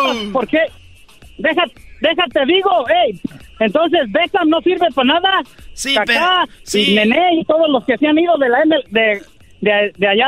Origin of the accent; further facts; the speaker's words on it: Mexico; now in United States; Hay una razón, porque cuando yo llegué de México este, pues yo no sabía nada de lo que era de fútbol, sinceramente.